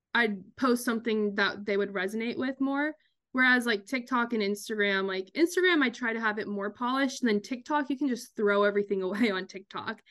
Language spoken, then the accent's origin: English; Kansas, United States; born or raised there; moved away as an adult; also born or lived in Long Island, New York; now in New York, United States